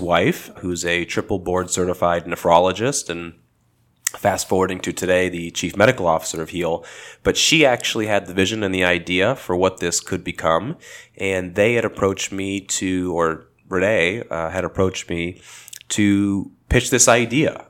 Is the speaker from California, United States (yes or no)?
yes; Los Angeles, California, United States; I grew up in Los Angeles, and I still live in the L A area today